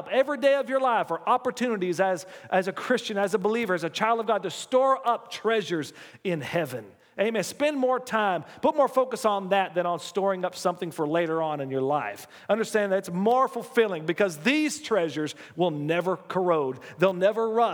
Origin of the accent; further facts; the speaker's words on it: United States; as an American